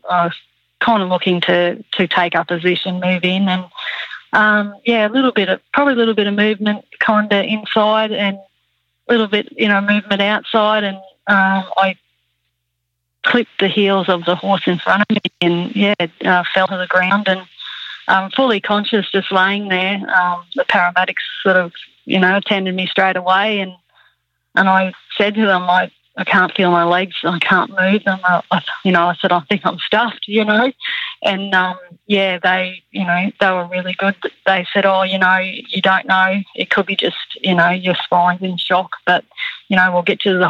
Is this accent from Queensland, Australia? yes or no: yes; Toowoomba, Queensland, Australia; We grew up in Toowoomba